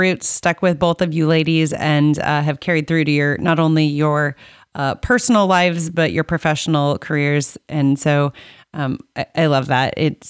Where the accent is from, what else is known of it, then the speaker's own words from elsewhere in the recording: Iowa, United States; I mean, I'm from Iowa, the Iowa State Fair. I've been to it. I'm 40. I turned 40 this year.